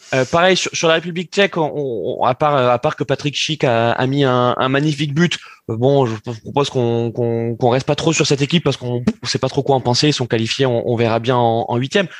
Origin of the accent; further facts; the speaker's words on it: France; en tant que Français